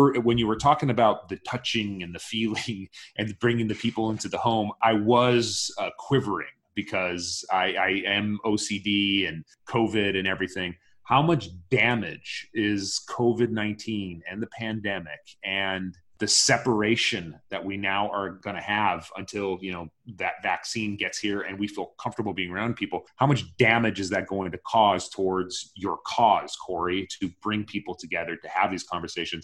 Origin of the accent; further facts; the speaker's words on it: United States; as a Jordanian, my parents were born in Jordan. I was born here in the United States